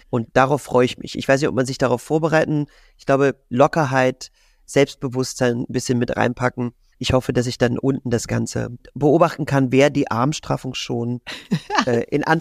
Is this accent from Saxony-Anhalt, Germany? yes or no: yes; Magdeburg, Saxony-Anhalt, Germany; Und ich habe den Traum, mal einen Tag lang Straßenbahn zu fahren in meiner Heimatstadt in Magdeburg als Straßenbahnfahrer.